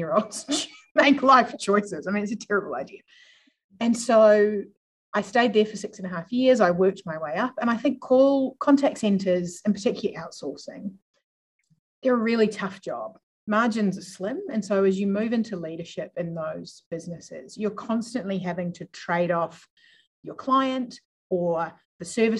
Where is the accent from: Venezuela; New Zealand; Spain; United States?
New Zealand; moved away as an adult; also born or lived in Melbourne, Australia; now in Adelaide, Australia; I grew up in New Zealand, moved here by accident